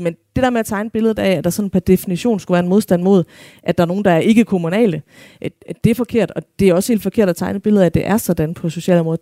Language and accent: Danish; Denmark; som danskere